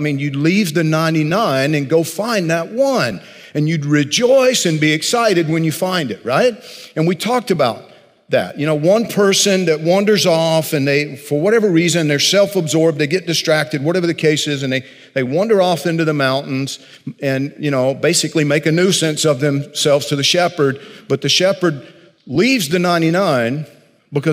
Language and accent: English; Georgia, United States; I grew up in Georgia, tobacco country